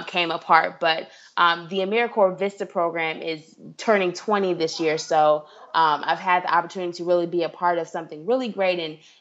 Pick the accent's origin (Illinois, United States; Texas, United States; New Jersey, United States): Illinois, United States; Evanston; moved away as an adult; now in Washington, D.C., United States; some people may or may not know where Evanston is, but that's where I grew up, right near Northwestern University